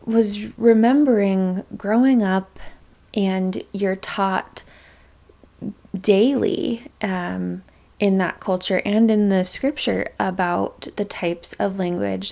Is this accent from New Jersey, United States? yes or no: no; Utah, United States; I was born a couple years before the 90s, but lived there